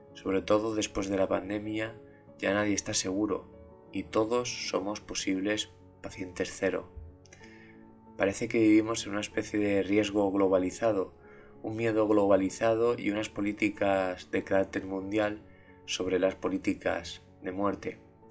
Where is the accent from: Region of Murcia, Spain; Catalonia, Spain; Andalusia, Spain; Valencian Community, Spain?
Valencian Community, Spain; Valencia; mi ciudad, en, Valencia, en España, donde yo soy